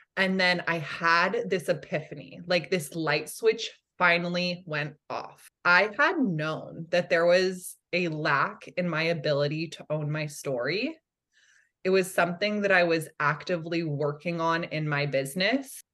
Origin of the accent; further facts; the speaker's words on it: Santa Cruz, California, United States; I grew up in Santa Cruz, California